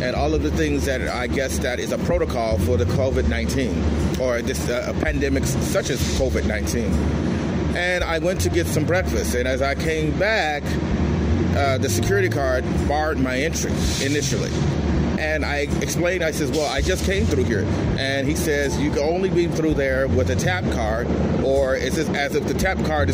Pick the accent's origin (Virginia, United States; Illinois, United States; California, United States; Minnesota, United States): Illinois, United States; Chicago; now in Los Angeles, United States; I'm from Chicago